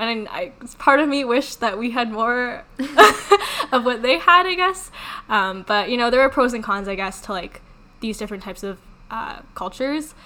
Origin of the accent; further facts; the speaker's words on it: Canada; we're from Canada